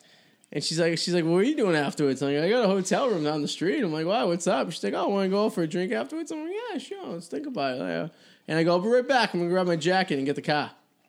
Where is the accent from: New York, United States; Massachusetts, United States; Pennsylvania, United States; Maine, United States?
Massachusetts, United States; Revere; I grew up in Revere, obviously, a lot of Italian families right off the boat and stuff.